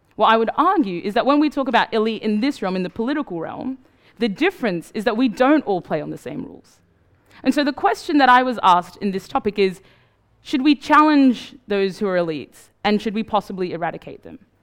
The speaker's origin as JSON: {"language": "English", "country": "Australia", "tie": "born or raised there", "also_born_or_lived": "Sudan", "moved": "yes", "said": "I grew up in Australia"}